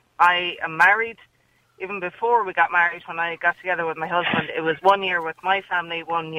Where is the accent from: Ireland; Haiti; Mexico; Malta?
Ireland; Mayo, Connacht; also born or lived in Galway; I'm from Mayo, it was never a tradition, never heard of it, and I'm married to my husband in Galway